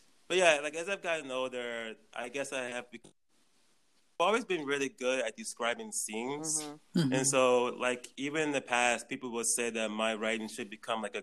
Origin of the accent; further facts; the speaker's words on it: New Orleans, Louisiana, United States; also born or lived in Atlanta / New York / South Korea; now in Taiwan; I'm actually originally from New Orleans